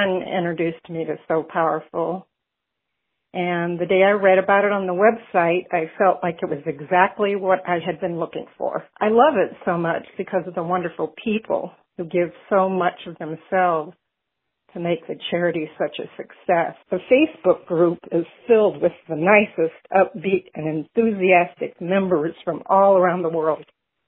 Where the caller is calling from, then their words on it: Mesa, Arizona, United States; I'm calling from Mesa, Arizona.